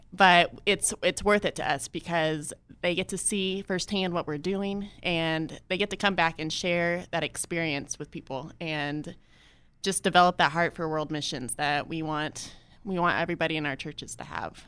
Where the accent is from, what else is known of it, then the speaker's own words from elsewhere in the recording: Atascadero, California, United States; moved away as an adult; also born or lived in Joplin, Missouri; now in Ghana; I grew up in a small town called Atascadero